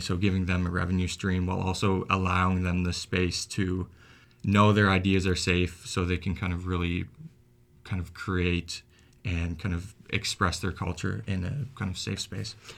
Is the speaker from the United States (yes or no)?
no; Antigonish, Nova Scotia, Canada; I grew up in Anne Ignace